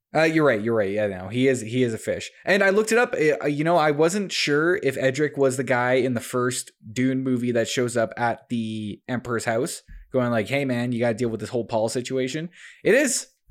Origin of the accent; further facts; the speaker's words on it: Canada; us Canadians